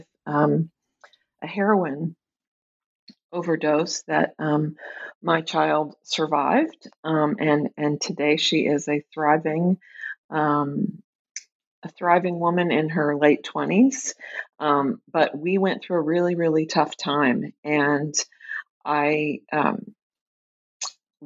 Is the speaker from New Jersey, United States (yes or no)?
no; Tulsa, Oklahoma, United States; moved away as an adult; also born or lived in Chicago, Illinois; now in Minneapolis, United States; I grew up in Tulsa, Oklahoma.